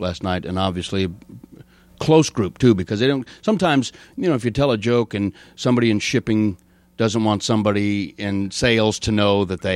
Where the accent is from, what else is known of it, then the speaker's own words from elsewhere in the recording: Denver, Colorado, United States; moved away as an adult; also born or lived in Los Angeles; Denver, Colorado, originally. Outside of Denver, originally